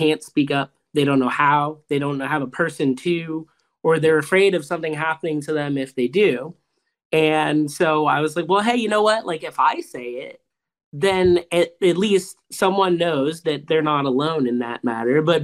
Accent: Tampa, Florida, United States; We're from Tampa Bay.

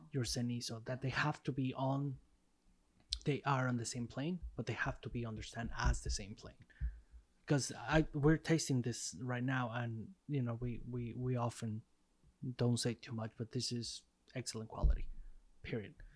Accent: Mexico; growing up in Mexico

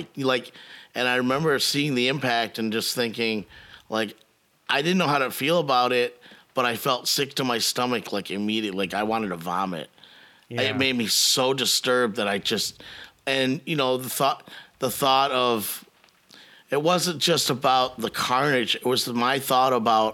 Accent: United States; as an American

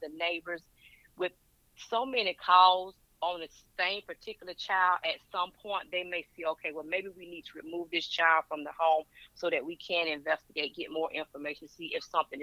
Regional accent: Burke County, Georgia, United States; I'm from Burke County, Georgia

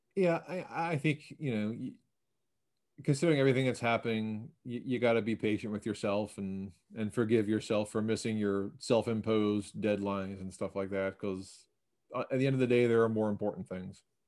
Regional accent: Baltimore, Maryland, United States; I grew up in Baltimore near one of the Enoch Pratt free library branches

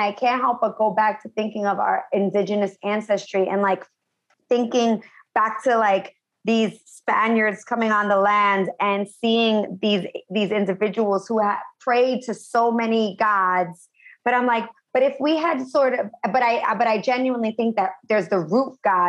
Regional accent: United States; moved away as an adult; now in Los Angeles, United States; I'm originally from New York and New Jersey

